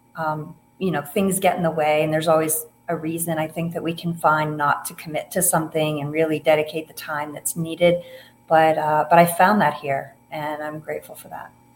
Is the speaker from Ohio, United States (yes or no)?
yes; Ohio, United States; moved away as an adult; also born or lived in Colorado; now in Montana, United States; I grew up in Ohio